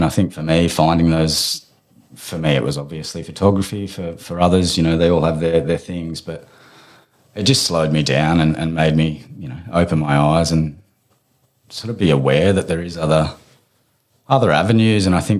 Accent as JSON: {"language": "English", "region": "Queensland", "country": "Australia", "tie": "born there", "said": "I was born in Queensland, so I was under the, I think it was a ward of the state."}